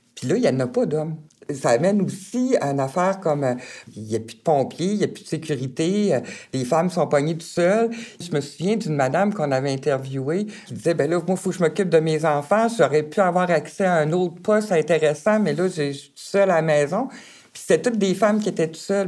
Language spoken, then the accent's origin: French; Baie-Comeau, Quebec, Canada; sur la Côte-Nord, je viens vraiment de Bécamo